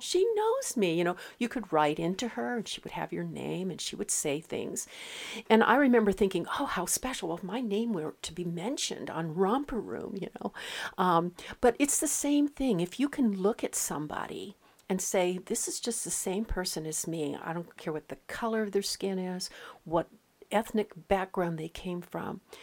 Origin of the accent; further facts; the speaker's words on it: West Coast, United States; moved away; I come from the West Coast